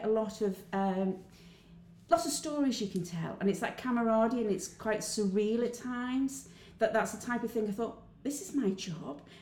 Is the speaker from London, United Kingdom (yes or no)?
no; Wirral, Cheshire, North West England, United Kingdom; accent: Wirral Cheshire; I didn't even know what my accent was. Apparently, it's Wirral Cheshire.